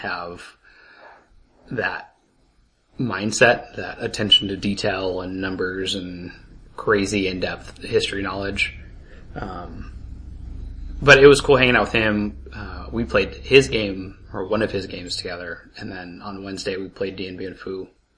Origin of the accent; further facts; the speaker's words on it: Idaho, United States; I was born in Idaho.